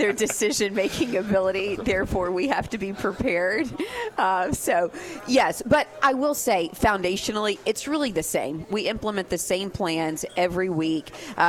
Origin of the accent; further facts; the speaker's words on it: Fort Worth, Texas, United States; Because I was born in Fort Worth.